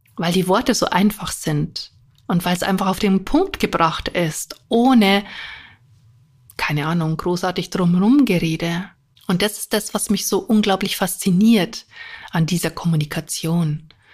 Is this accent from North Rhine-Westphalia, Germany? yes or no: no; near Munich, Bavaria, Germany; ich komme ja auch aus Bayern, in der Nähe von München